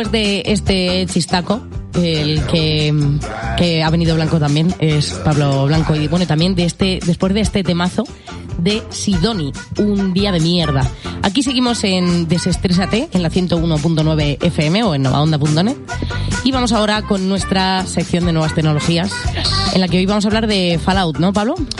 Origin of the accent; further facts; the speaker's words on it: Albacete, Castilla-La Mancha, Spain; somos de Albacete